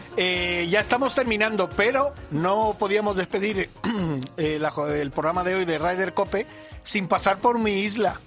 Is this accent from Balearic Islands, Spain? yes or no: yes; Mallorca, Balearic Islands, Spain; moved away; mi tierra